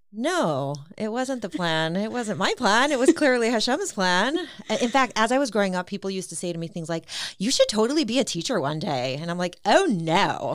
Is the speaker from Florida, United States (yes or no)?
no; Cleveland, Ohio, United States; also born or lived in Queens, New York / Israel; I'm originally from Queens, New York, and my family moved to Cleveland when, um, my dad had passed away, my mom remarried, um, my stepfather was here in Cleveland in medical school, he had gone to Tulsi Shiva, and so I came here in second grade, and so I'm basically a Clevelander.